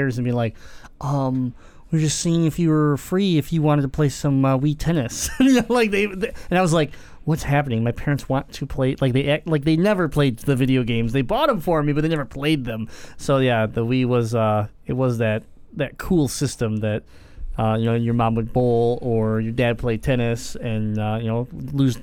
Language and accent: English; Michigan, United States; we're from Michigan